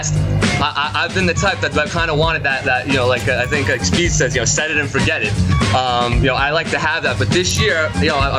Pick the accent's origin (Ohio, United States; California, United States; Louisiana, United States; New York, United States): New York, United States; New York City; I grew up in the Bronx